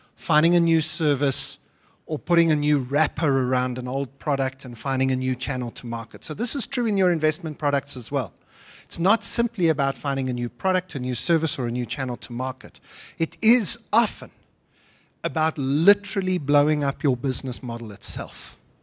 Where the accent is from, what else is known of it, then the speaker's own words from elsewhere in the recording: South Africa; I am, a, as well as a South African citizen, also a European citizen